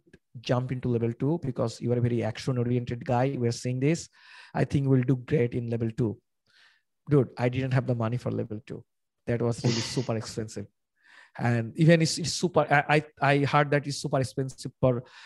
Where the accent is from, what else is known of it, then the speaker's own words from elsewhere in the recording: Bangladesh; I am from Bangladesh.